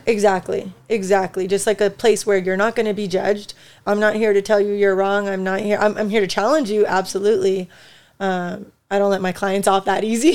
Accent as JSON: {"language": "English", "country": "United States", "tie": "born or raised there", "said": "so I'm Mexican. I was born in the United States, though, so Mexican American, more Chicana"}